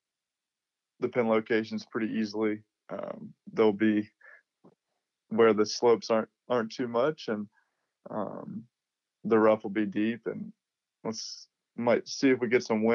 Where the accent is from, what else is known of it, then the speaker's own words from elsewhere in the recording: Little Rock, Mississippi, United States; growing up in Mississippi